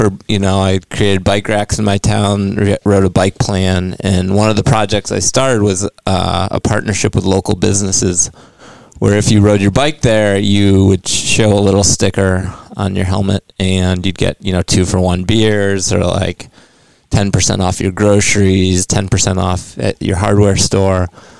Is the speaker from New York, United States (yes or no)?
yes; New York, United States; moved away; Oh, this is back in New York State.